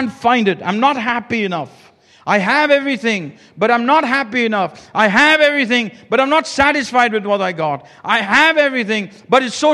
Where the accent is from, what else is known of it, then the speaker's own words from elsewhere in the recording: India; I come from India